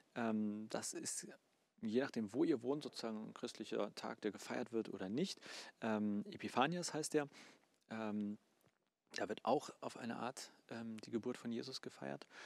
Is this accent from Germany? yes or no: yes; Germany; Bei uns in Deutschland